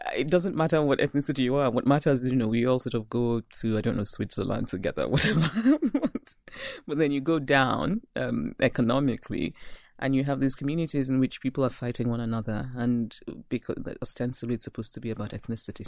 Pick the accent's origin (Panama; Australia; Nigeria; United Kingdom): Nigeria; moved away as an adult; also born or lived in Philadelphia / Brooklyn / Princeton; When I go back to my hometown, I'm the person who wants to speak only Igbo